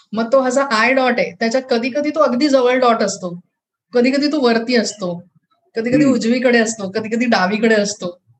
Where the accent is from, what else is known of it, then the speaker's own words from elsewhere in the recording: North India, India; moved away; माझं बालपण जे आहे ते उत्तर भारतात गेले